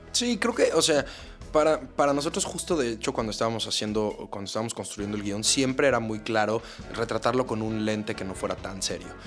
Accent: Mexico; como mexicanos

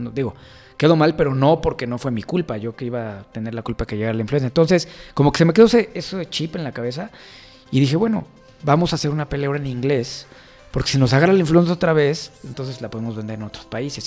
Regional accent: Mexico; nuestro país

